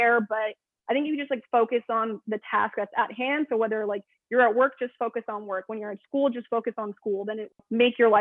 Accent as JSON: {"language": "English", "town": "Burbank", "region": "California", "country": "United States", "tie": "born or raised there", "also_born_or_lived": "Arizona", "said": "I grew up in Burbank, which is, you know, the city of where all the studios are"}